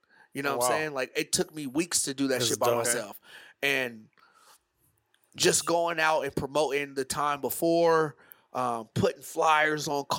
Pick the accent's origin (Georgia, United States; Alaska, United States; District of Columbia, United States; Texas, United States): Alaska, United States; So I was raised in Alaska.